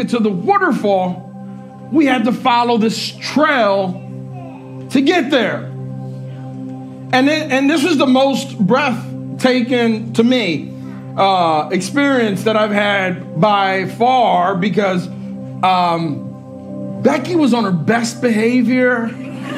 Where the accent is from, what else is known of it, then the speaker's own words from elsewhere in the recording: Puerto Rico; moved away; we went back home to Puerto Rico, and that's where I was born